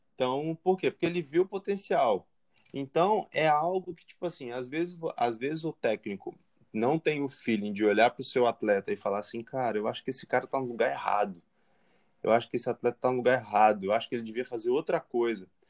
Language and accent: Portuguese; Espírito Santo, Brazil; eu como capixaba